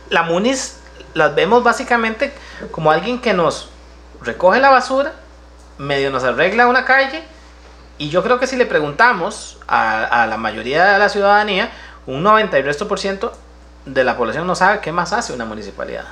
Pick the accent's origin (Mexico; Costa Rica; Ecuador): Costa Rica; Santa Ana, San José; yo soy de aquí de Santana y viví como ese paso entre la Santana más rural